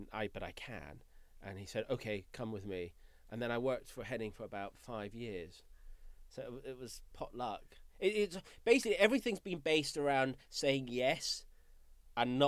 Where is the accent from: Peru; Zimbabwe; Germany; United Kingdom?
United Kingdom; Scotland; moved away; I'm a Scottish native